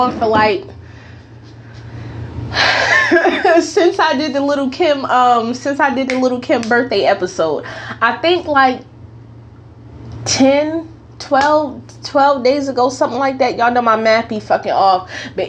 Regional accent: North New Jersey, United States; now in California, United States; I am from North New Jersey. I now currently live in Cali.

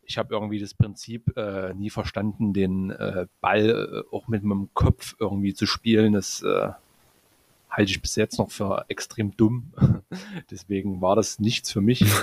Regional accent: Borna, Saxony, Germany; now in Grimma, Germany; geboren bin ich ähm, 1989 in Borna. Das äh, liegt 30 Kilometer südlich von Leipzig. Also ich bin ein echter Sachse.

